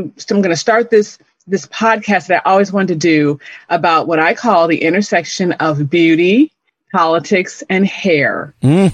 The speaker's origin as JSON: {"language": "English", "town": "Chicago", "region": "Illinois", "country": "United States", "also_born_or_lived": "Gary, Indiana / Dallas, Texas / Detroit, Michigan / Austin, Texas", "moved": "as an adult", "lives_now": "Oklahoma, United States", "said": "this is actually not my birthplace. I'm originally from Chicago."}